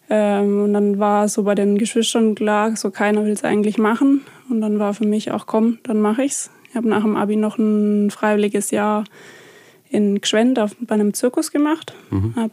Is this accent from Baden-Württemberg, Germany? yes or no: yes; Flein, Baden-Württemberg, Germany; also born or lived in Heilbronn; Ich bin in Flein